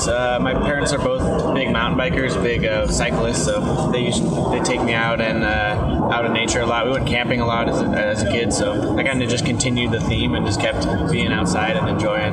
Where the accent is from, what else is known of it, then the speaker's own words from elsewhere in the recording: San Luis Obispo, California, United States; I grew up in San Luis Obispo.